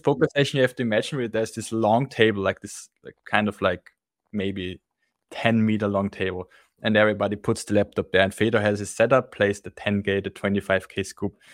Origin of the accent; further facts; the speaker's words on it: Austria; I'm from Austria